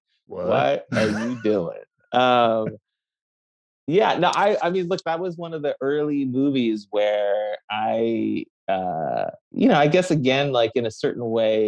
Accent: Bay Area, California, United States; also born or lived in Tehran, Iran; I grew up mostly in the Bay Area

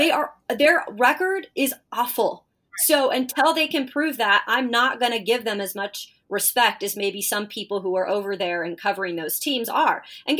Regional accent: West Coast, United States; moved away; because I am from the West Coast

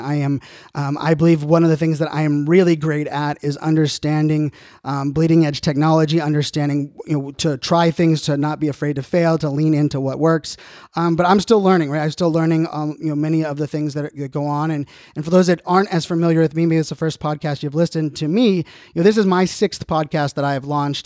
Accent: Virginia Beach, Virginia, United States; I grew up in Virginia Beach.

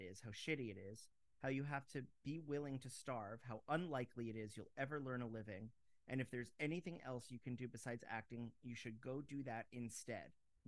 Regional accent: Fort Lauderdale, Florida, United States; now in New York, United States; I'm from Fort Lauderdale I was raised in Fort Lauderdale.

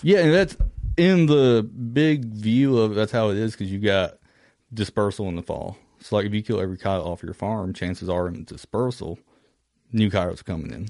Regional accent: Kentucky, United States; from Kentucky

